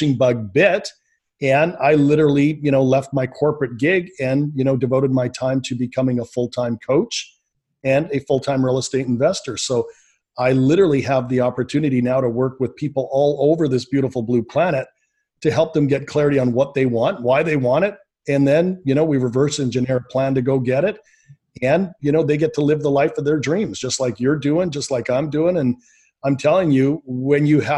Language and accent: English; Canada; born and raised in Canada